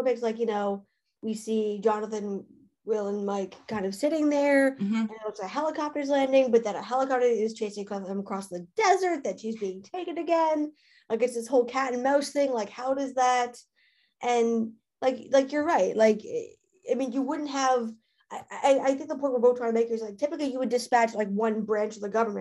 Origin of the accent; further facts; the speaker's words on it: Canada; I'm Canadian